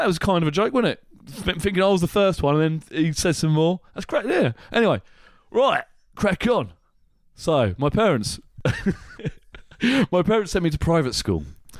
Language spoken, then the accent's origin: English; Watford, East of England, United Kingdom; born there; So, I was born in Watford. I was born in Watford, which is just to the northeast of London.